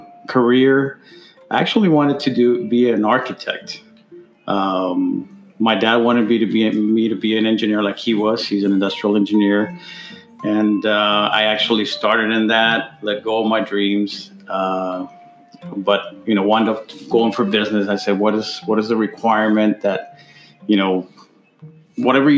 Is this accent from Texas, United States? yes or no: yes; El Paso, Texas, United States; also born or lived in Ciudad Juárez, Mexico / Albuquerque, New Mexico; I was born in Juarez, but been here in El Paso, Texas, most of my life